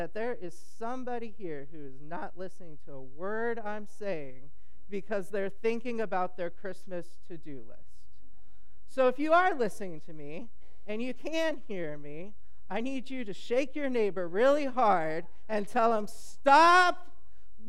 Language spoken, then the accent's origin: English; California, United States; I'm from California